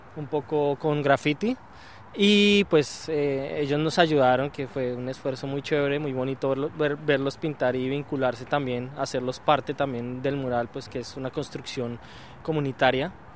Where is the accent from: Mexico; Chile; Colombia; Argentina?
Colombia; somos tres colombianos